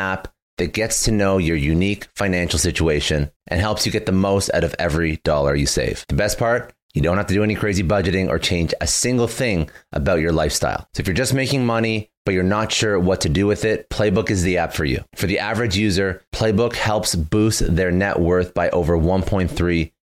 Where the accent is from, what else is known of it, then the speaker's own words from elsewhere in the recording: Toronto, Ontario, Canada; I'm originally from Toronto. Well, I'm Canadian. I'm from Toronto